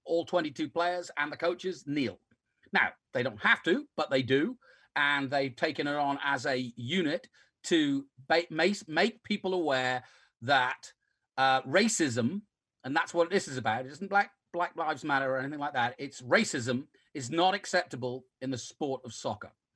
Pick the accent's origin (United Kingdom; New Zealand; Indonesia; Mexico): United Kingdom; England; moved away; growing up in England